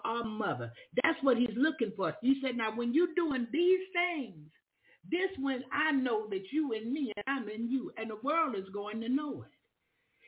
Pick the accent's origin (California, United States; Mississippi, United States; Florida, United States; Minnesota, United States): Florida, United States; moved away; also born or lived in Alabama; I'm from Florida. I'm new in the neighborhood